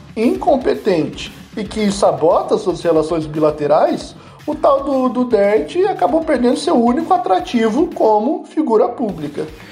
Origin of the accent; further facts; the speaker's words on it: Brazil; Eu, como brasileiro